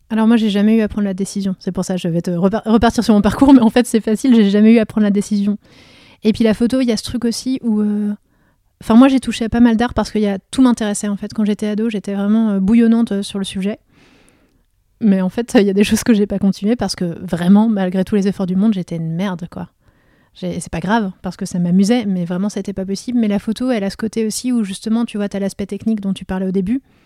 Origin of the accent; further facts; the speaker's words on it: Vosges, Grand Est, France; moved away; also born or lived in Meurthe-et-Moselle; je suis fille de médecin, de médecin de, de toute petite ville des Vosges mais j'ai quand même ce contexte-là où j'ai grandi